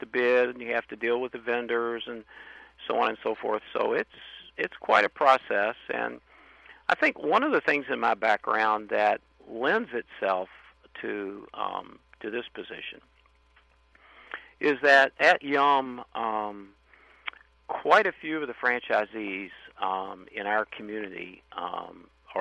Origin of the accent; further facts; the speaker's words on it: Louisville, Kentucky, United States; I was born and raised in Louisville